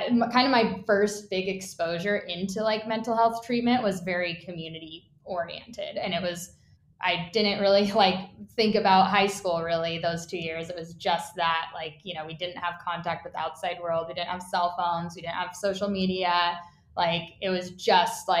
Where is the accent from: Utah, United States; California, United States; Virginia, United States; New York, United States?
Utah, United States; I grew up in Utah